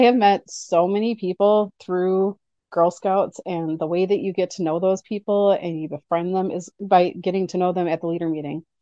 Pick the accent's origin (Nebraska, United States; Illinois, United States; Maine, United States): Nebraska, United States; now in Oshkosh, United States; I grew up in Nebraska